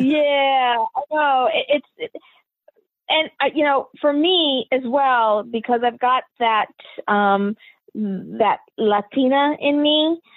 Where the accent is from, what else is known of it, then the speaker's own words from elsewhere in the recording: Queens, New York, United States; also born or lived in Long Island / New Jersey / Puerto Rico; so I was born in New York, New York.